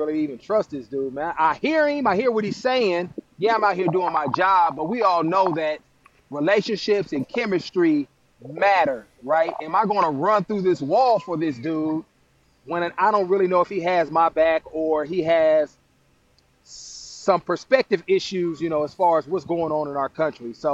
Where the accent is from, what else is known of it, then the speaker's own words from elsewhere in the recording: Oakland, California, United States; growing up in Oakland